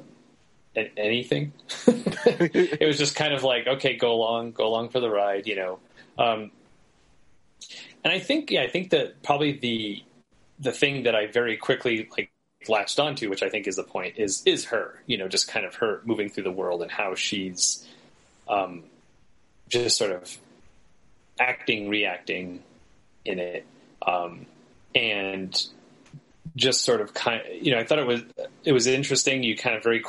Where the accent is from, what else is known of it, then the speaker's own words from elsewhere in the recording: New England, United States; my hometown is kind of known for being like a big mill city